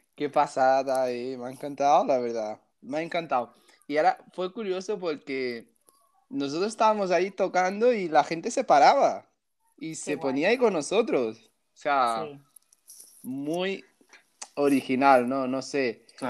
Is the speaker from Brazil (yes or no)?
yes; Brazil; now in Balaguer, Spain; soy de Brasil, tengo 31 años